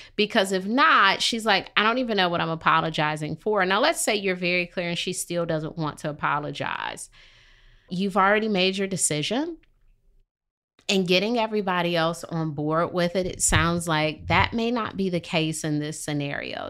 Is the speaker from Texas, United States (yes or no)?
no; Detroit, Michigan, United States; moved away as an adult; now in Charlotte, United States; I'm from Detroit